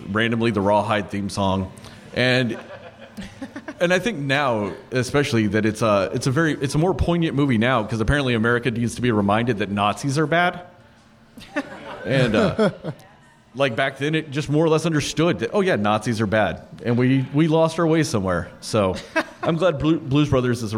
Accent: Texas, United States; now in Chicago, United States; I'm not from Chicago. I'm actually from Texas

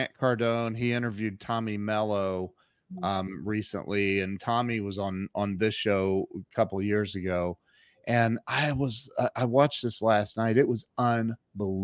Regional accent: Ohio, United States; now in Dallas, United States; I'm from Ohio. We grew up with Tim Hortons.

